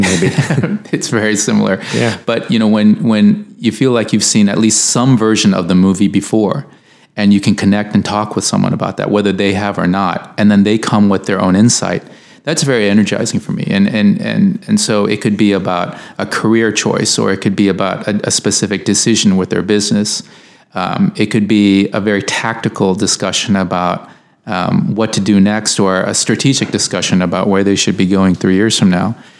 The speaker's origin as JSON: {"language": "English", "country": "United States", "said": "I, am an American"}